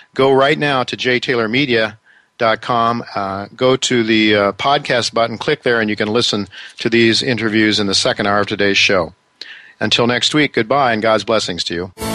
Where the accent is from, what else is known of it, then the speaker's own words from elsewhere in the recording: United States; as an American